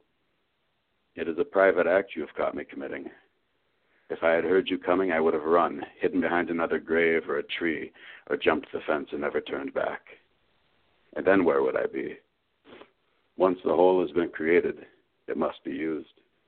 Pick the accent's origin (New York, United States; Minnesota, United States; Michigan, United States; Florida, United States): Michigan, United States; southeast; also born or lived in Ann Arbor, Michigan; I grew up in Michigan, southeast Michigan. I was born in Ann Arbor. When I was about five, we moved to a more rural area south of there